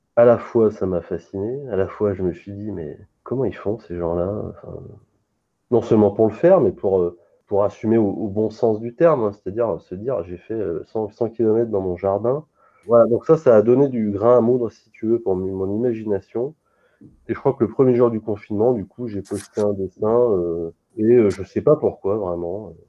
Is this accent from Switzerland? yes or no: no; Lyon, Auvergne-Rhône-Alpes, France; je suis lyonnais